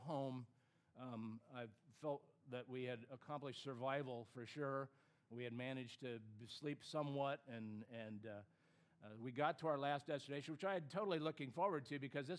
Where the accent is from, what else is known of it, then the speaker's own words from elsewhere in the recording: California, United States; even though I grew up on the West Coast, I grew up in California